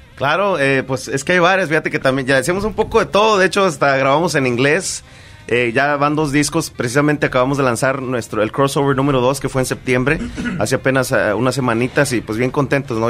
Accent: San Luis Potosí, Mexico; somos de San Luis Potosí

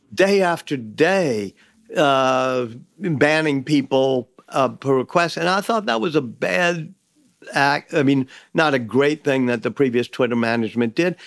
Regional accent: New Orleans, Louisiana, United States; I grew up in New Orleans

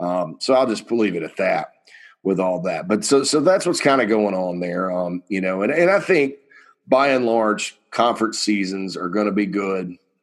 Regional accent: the South, United States; I'm from the South. I live in the South. It's my home.

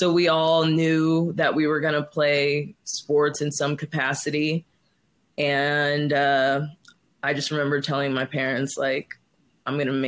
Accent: Las Vegas, Nevada, United States; moved away; also born or lived in Oklahoma; I was born and raised in Vegas

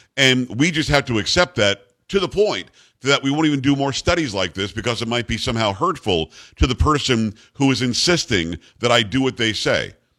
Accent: South Florida, United States; moved away; growing up in South Florida.

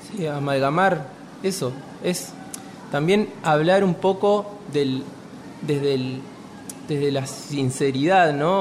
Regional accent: Entre Ríos, Argentina; yo me crié en Entre Ríos

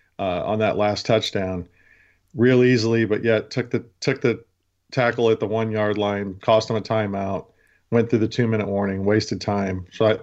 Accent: West Coast, United States; now in Baltimore, United States; I'm originally from the West Coast.

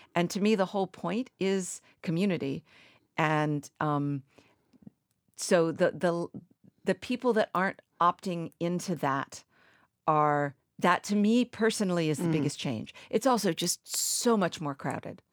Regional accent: Martha's Vineyard, Massachusetts, United States; moved away as an adult; also born or lived in the American West; I was from Martha's Vineyard when I lived out west

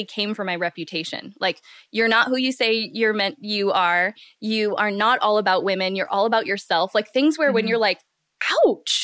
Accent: Midwest, United States; I'm from the Midwest

